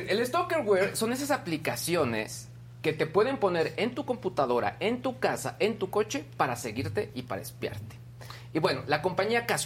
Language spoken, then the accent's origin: Spanish; San Luis de la Paz, Guanajuato, Mexico; llegando se volvió trending topic mi pueblo San Luis de la Paz, se volvió trending topic también este periodista que fue asesinado allá